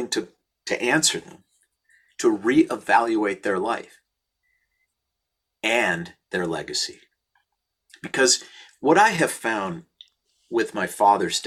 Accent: St. Louis Park, Minnesota, United States; born or raised there

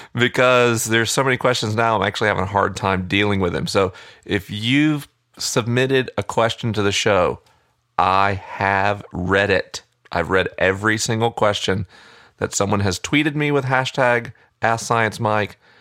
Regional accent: United States; I am an American

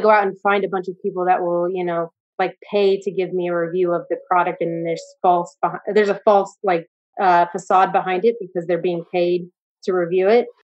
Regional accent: United States; I'm American

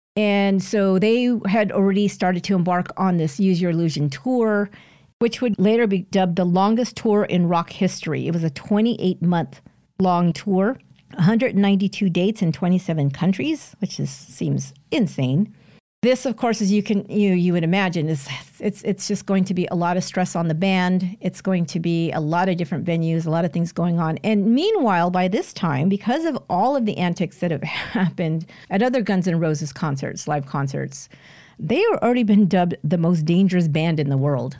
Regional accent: San Jose, California, United States; near San Jose, California, my hometown

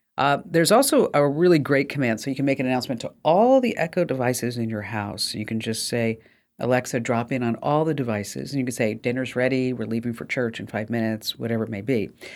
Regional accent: New Jersey, United States; I'm from New Jersey.

